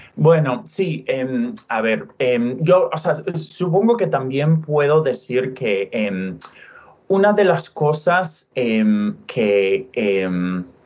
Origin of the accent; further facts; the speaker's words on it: Utah, United States; first language English; Spanish is a second language; moved away; also born or lived in California; nací en Utah, em, em, pasé tiempo en California, soy, yo diría, soy angloparlante y, nací en Estados Unidos